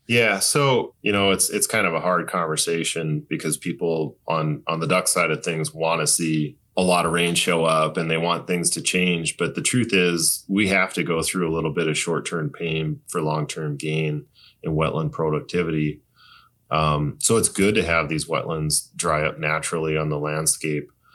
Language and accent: English; North Dakota, United States; I grew up in North Dakota